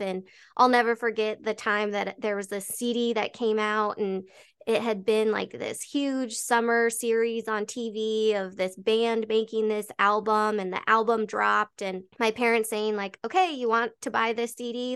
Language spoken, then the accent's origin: English; Colorado, United States; Born and raised in Colorado